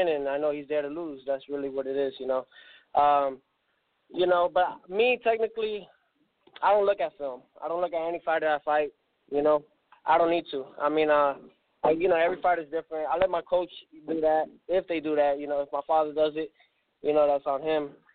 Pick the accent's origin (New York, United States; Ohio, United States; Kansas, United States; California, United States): New York, United States; New York City; now in Florida, United States; I was born in Brooklyn, New York